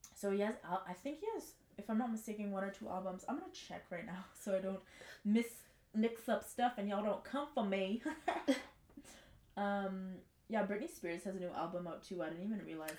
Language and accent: English; Montreal, Quebec, Canada; also born or lived in Verdun, Montreal; technically I'm from the West